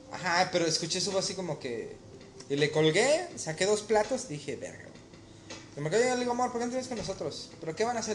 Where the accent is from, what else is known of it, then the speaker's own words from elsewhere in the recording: Mexico; moved away; ser mexicano